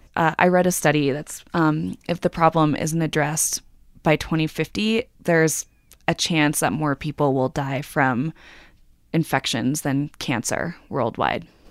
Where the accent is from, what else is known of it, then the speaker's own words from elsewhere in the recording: New York, United States; I'm a New Yorker